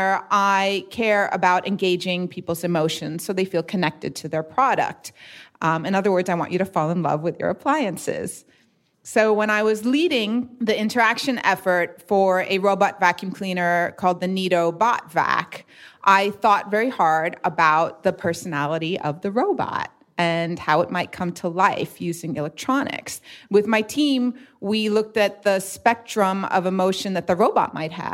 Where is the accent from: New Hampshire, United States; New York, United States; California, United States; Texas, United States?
New York, United States; New York City; now in Philadelphia, United States; I'm from New York City originally, but I live in Philly now.